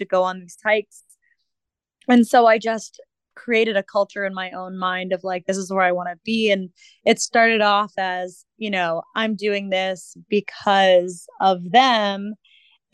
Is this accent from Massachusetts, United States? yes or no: yes; Massachusetts, United States; moved away; I grew up in Massachusetts. I lived there for pretty much most of my life.